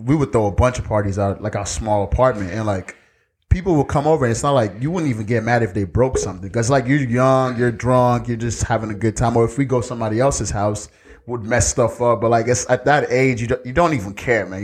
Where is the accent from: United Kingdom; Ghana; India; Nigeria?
Nigeria; now in United States; when I was growing up in Nigeria